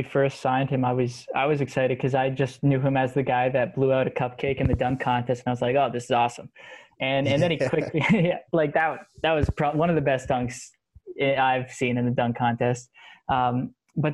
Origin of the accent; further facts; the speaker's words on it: New York, United States; I'm from New York. I have absolutely no ties to Houston at all.